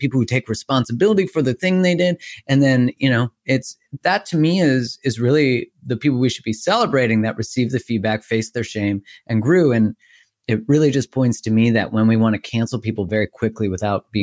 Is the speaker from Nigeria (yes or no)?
no; Canada; I'm Canadian